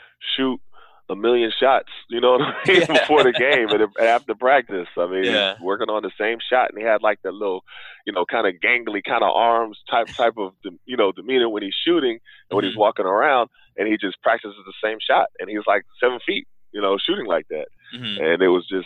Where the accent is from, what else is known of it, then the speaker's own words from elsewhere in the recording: Tulsa, Oklahoma, United States; moved away as an adult; also born or lived in New York; growing up in Tulsa.